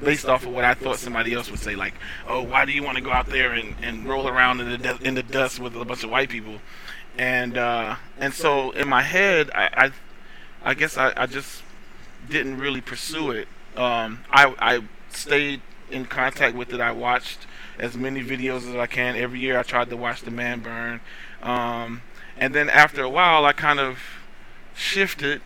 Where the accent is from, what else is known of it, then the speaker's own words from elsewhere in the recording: North Carolina, United States; also born or lived in Washington, D.C.; I was actually born in D.C. for the first four years of my life, and then I was raised in North Carolina for through through 18